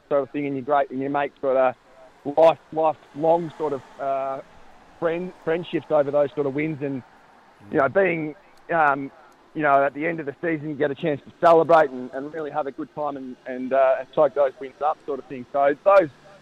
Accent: Bairnsdale, Victoria, Australia; moved away as an adult; I was born and bred in Bensdale

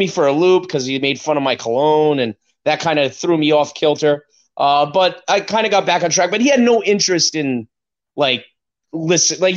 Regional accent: United States

